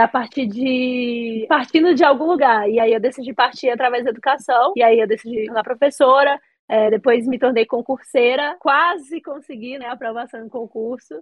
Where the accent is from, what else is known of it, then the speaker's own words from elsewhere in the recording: Paraíso de Goiás, Goiás, Brazil; also born or lived in Bahia; eu cresci a vida toda numa cidade é, que fica no entorno do Distrito Federal, em Paraíso de Goiás. Eu nasci na Bahia